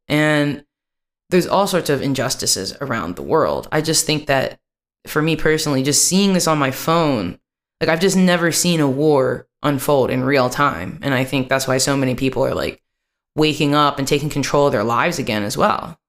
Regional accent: West Virginia, United States; moved away as an adult; now in Amsterdam, Netherlands; I grew up over in West Virginia around the Christian white people

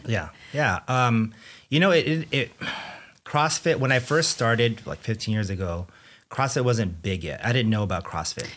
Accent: Anaheim, California, United States; also born or lived in Philippines / Chicago; moved here to So-, Southern California, where I pretty much, you know, grew up, um, in Anaheim.

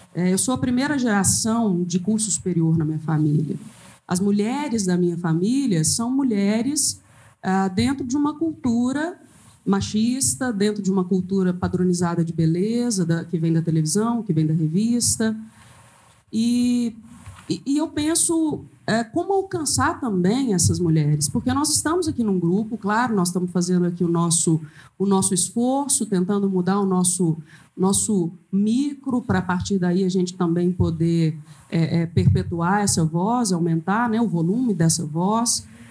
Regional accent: Lagoa da Prata, Minas Gerais, Brazil; now in Belo Horizonte, Brazil; eu sou do interior, eu Nasci em Lagoa da Prata, fiquei lá até 18 anos de idade

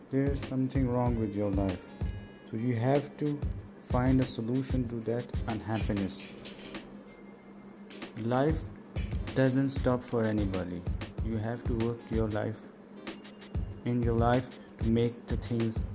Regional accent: Islamabad, Islamabad Capital Territory, Pakistan; I am belong from Pakistan, Islamabad, capital of Pakistan.

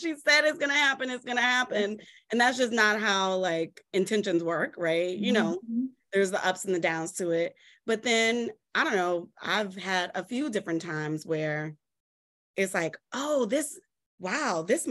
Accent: New Orleans, Louisiana, United States; I come from New Orleans where everything, like, you know, music is just like entrenched in everything that we

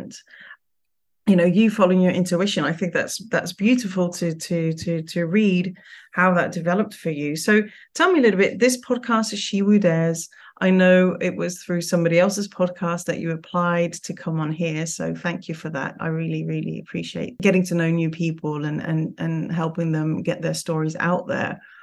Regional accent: Curaçao; I was born in Curaçao

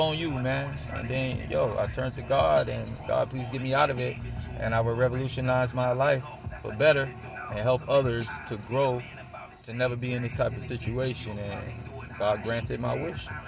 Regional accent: New York City, New York, United States; moved away as an adult; also born or lived in Miami, Florida / South Florida; now in Valrico, United States; I was born and raised in New York

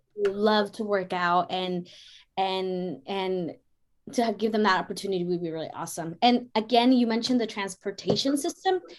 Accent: San Rafael, California, United States; moved away; I grew up in Canal too for for a small period of time, and yeah. we lived in apartments

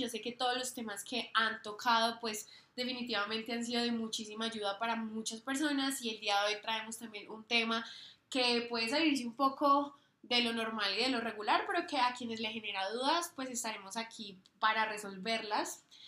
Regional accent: Colombia; moved away as an adult; also born or lived in United States; no solo somos colombianas ni latinoamericanas

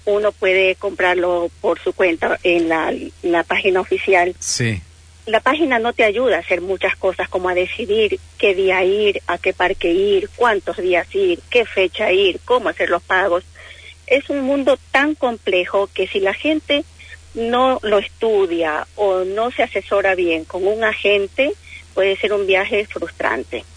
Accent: Ecuador; moved away as an adult; now in Bahía Blanca, Argentina; Yo soy de Ecuador.

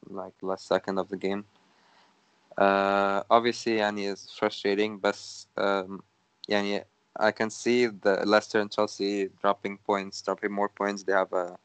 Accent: Egypt; now in Canada; I'm Egyptian, living in Canada.

